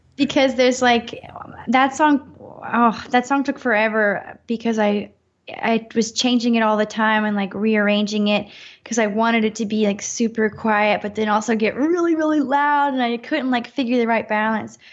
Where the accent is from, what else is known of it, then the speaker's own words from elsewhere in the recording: North Carolina, United States; now in Los Angeles, United States; in north carolina in my hometown